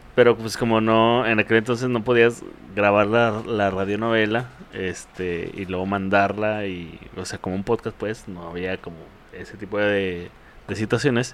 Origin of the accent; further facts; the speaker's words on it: Ciudad Juárez, Chihuahua, Mexico; Yo nací aquí en el Ciudad Juárez